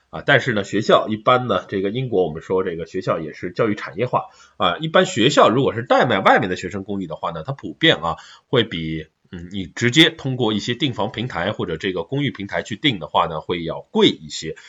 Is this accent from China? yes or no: yes; China; 我们中国人